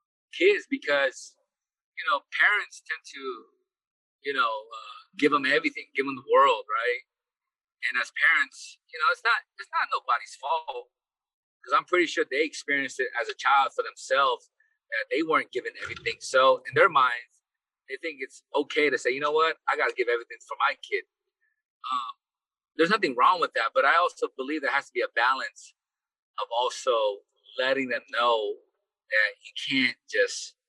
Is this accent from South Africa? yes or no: no; Philippines; now in United States; I was born in the Philippines.